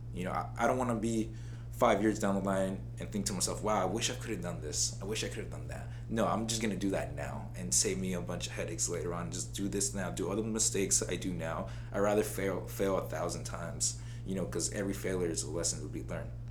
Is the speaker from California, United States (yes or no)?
yes; Oxnard, California, United States; also born or lived in Santa Barbara, California; moved to Oxnard when I was around seven years old